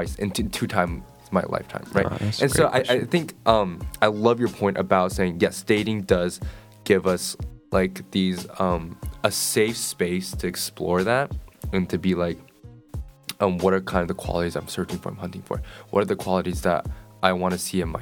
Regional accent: Apex, North Carolina, United States; the neighborhood I live, I'm from Apex

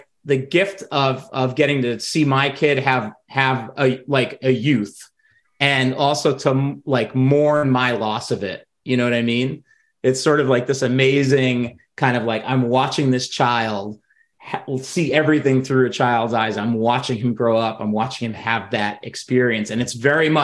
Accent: New York, United States; growing up in New York, we had access to Seton Hall's pirate radio

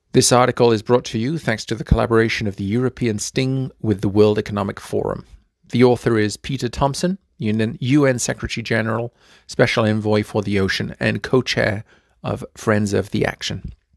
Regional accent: Fiji; my home country of Fiji

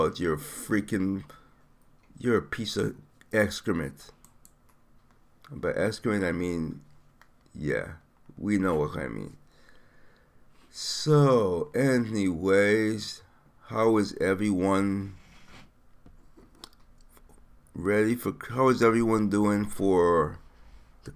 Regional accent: U.S. Virgin Islands; moved away; I am from St. Thomas

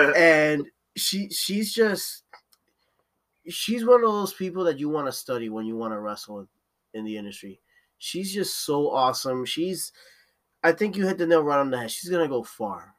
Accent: Newark, New Jersey, United States; I'm from Newark, uh, Newark in Jersey

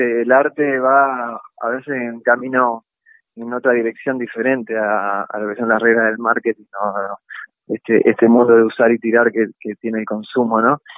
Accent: Concordia, Entre Ríos, Argentina; moved away as an adult; also born or lived in Rosario; nací en Rosario, pero me crié en Entre Ríos, me crié en Concordia.

